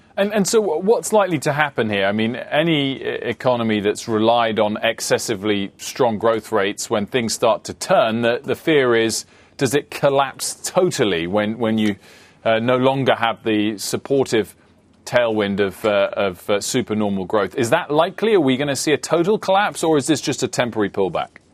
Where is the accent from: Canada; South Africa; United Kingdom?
United Kingdom; as a Brit